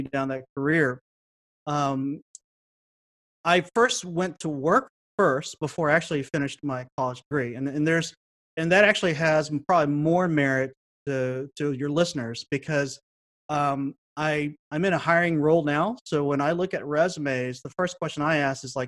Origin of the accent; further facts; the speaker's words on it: Dallas, Texas, United States; moved away as an adult; now in Toronto, Canada; I grew up in Dallas when there wasn't a whole lot of Hmong people around